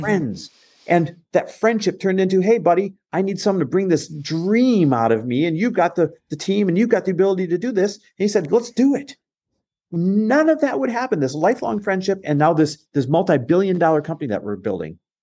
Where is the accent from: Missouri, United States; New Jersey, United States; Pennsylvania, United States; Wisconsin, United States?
Wisconsin, United States; Green Bay; born or raised there; also born or lived in Los Angeles, California / Arizona; now in Newport Beach, United States